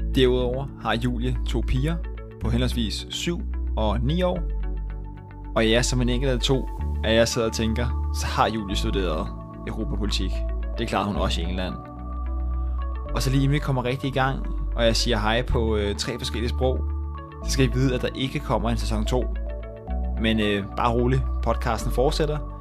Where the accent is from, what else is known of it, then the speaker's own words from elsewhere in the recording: Rødovre, Capital Region of Denmark, Denmark; jeg kommer selv fra, fra Rødovre af